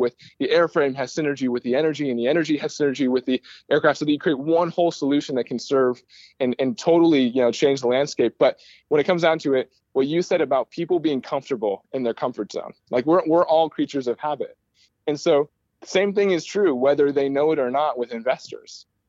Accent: California, United States; born there; also born or lived in Istanbul, Turkey; now in Michigan, United States; So I'm originally from, I was born in California. We moved to Istanbul. We came back to Michigan

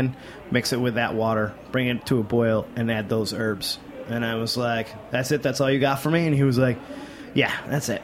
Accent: Mexico, New York, United States; moved away; we grew up in Apple Country

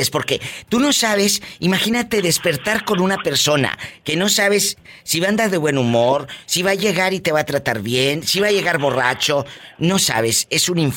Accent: Tamaulipas, Mexico

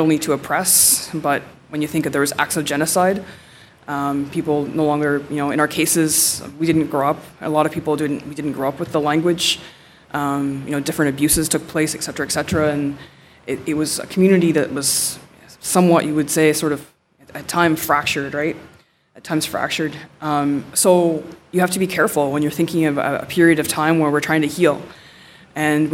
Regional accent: Nipissing First Nation, Ontario, Canada; I'm from Nipissing First Nation.

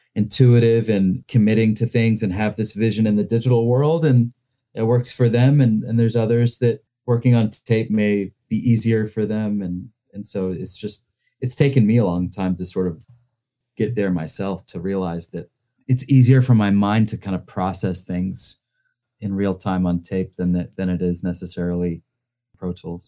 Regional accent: Greensboro, North Carolina, United States; moved away as an adult; also born or lived in Winston-Salem, North Carolina / New York; growing up in North Carolina

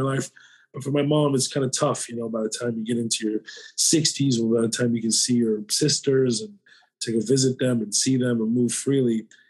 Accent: the South, United States; I grew up in the South

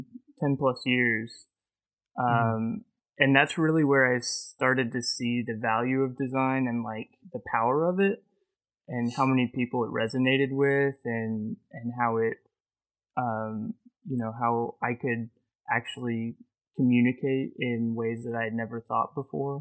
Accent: just south of Dallas, Texas, United States; also born or lived in San Diego, California; I grew up just south of Dallas. I was originally born in San Diego, but moved out to Dallas when my dad's work relocated.

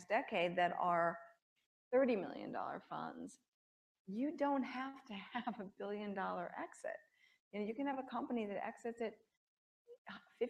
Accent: New York, United States; I'm a New Yorker

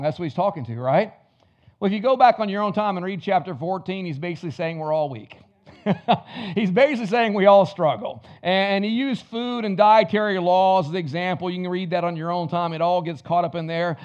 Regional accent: the South, United States; I was raised in the South

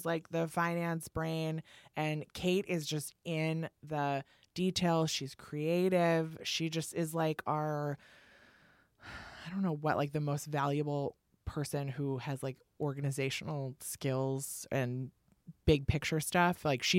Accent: Midwest, United States; as someone growing up in the Midwest, not really in, like, the fashion space

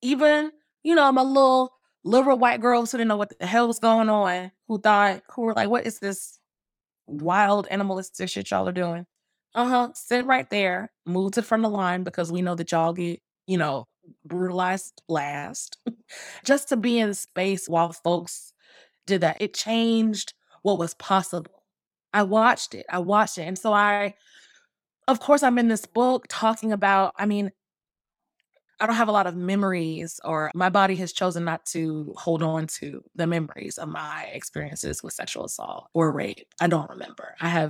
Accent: Atlanta, Georgia, United States; also born or lived in Bay Area; You know, I'm from Atlanta, born and raised, and this is all, Atlanta is also my political home. I spent a good number of years though in the Bay Area

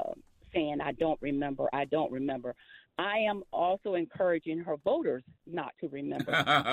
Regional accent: Georgia, United States; I'm from Georgia, but I'm in Savannah

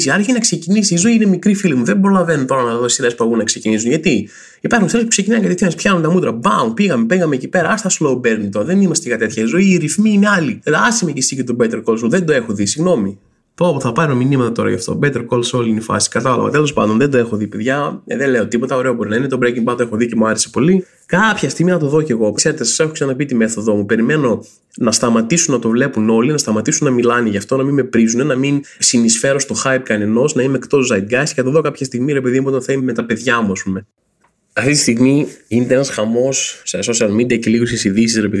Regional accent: Rethymno, Crete, Greece; Στο Ρέθινο, στο κέντρο, α, ε, είμαι και εγώ από το Ρέθινο

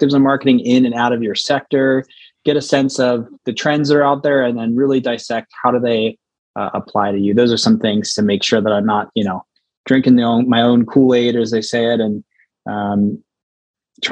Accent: United States; also born or lived in Philadelphia; I'm American, I'm based in America.

